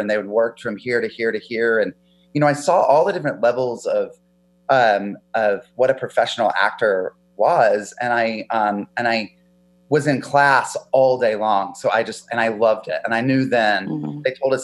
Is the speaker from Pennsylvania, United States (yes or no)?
no; a small town outside of Charlotte, North Carolina, United States; now in California, United States; I grew up in North Carolina in a small town outside of Charlotte.